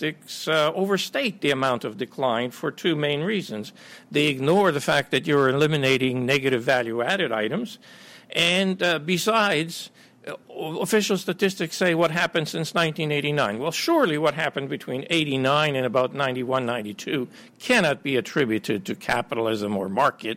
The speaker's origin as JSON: {"language": "English", "country": "Canada", "tie": "born or raised there", "also_born_or_lived": "Ukraine / United States", "said": "I grew up in Canada and worked in the U.S. and Canada"}